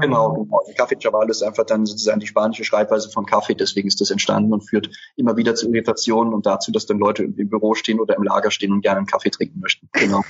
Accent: Germany; also born or lived in Nicaragua; Ich bin irgendwie so in der Eifel aufgewachsen

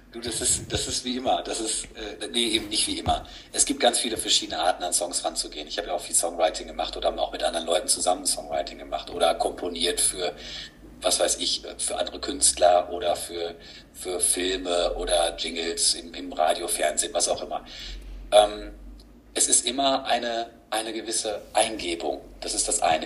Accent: Gütersloh, North Rhine-Westphalia, Germany; now in Paderborn, Germany; ich wohne jetzt seit 20 Jahren hier, man könnte sagen, ich, ich, ich komme eigentlich aus Gütersloh

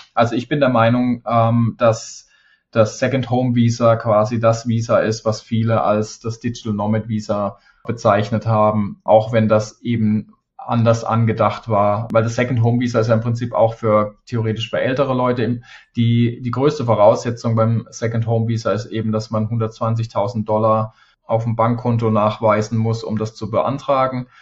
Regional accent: Germany; moved away; fühle ich mich hier fast mehr zu Hause als, als in meiner Heimat

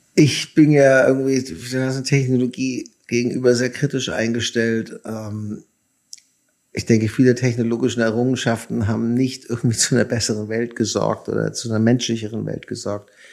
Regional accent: Germany; now in United States; ich verstehe mich immer noch als Deutscher fast mehr als als Amerikaner

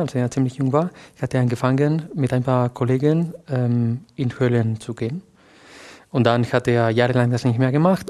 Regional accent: a small town south of Valencia, Valencian Community, Spain; German is a second language; moved away as an adult; also born or lived in Barcelona; now in Germany; ich bin in Barcelona geboren, aber eigentlich bin ich in, einem, in einer kleinen Stadt südlich von Valencia äh, groß geworden.

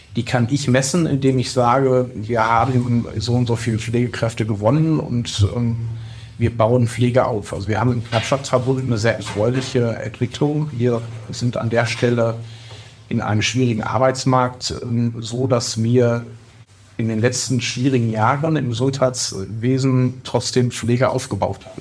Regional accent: Bochum, North Rhine-Westphalia, Germany; ich bin 44 und als Bochumer Kind des Ruhrgebiets

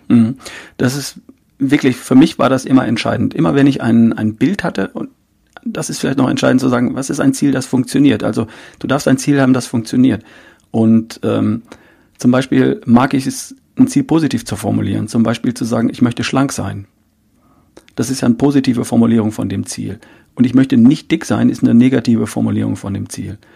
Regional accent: North Rhine-Westphalia, Germany; ich bin Ostwestfale

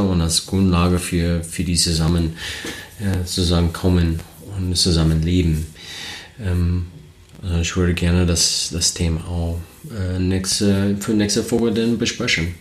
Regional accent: United States; German is a second language; moved away as an adult; now in Germany; ich komme aus den Staaten. Ähm, vielleicht, wenn der Akzent ein bisschen stark ist, äh, deswegen. Ähm, ich, ich, wohne jetzt in Deutschland seit acht Jahren

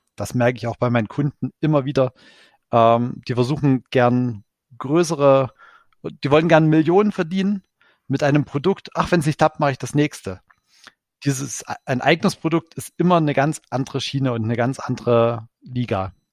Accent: Ore Mountains, Saxony, Germany; Ich komme äh, gebürtig selbst aus dem Erzgebirge

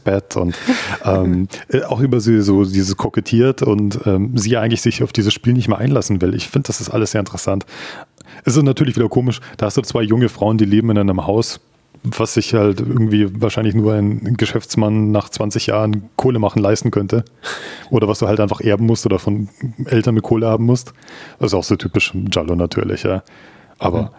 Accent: Munich, Bavaria, Germany; ich bin in Neuperlach in München aufgewachsen.

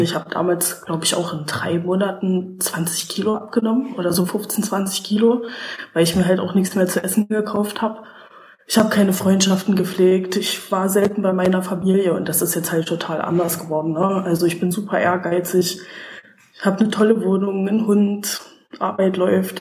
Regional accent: Saxony, Germany; ich komme aus Sachsen

